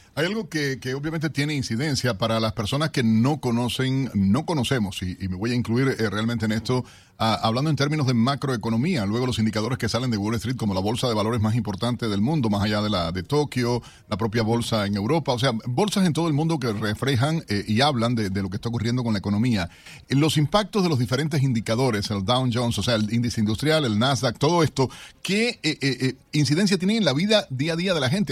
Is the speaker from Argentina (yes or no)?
no; Cuba; now in United States; como periodista, como cubano, como estadounidense